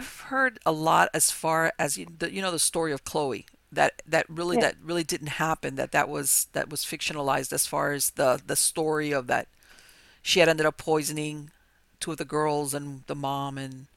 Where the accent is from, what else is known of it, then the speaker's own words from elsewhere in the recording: Miami, Florida, United States; I was born here in Miami and grew up